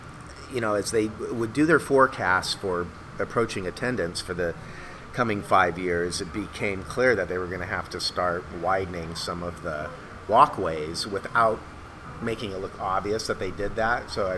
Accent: West Covina, California, United States; And I grew up in West, at least for the first 6 years, we were in West Covina, which was kind of the mid-century modern / Googie.

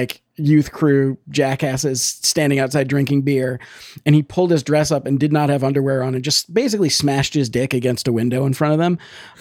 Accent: Ann Arbor, Michigan, United States; I'm from Ann Arbor, Michigan.

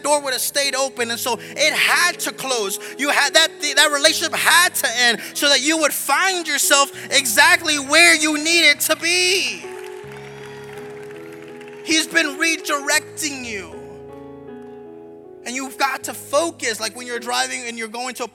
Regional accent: South Texas, United States; also born or lived in Seguin, Texas / Gainesville, Florida; now in Orlando, United States; I'm originally from South Texas. I was born on the border, like with Mexico, like border, like throw a rock into Mexico.

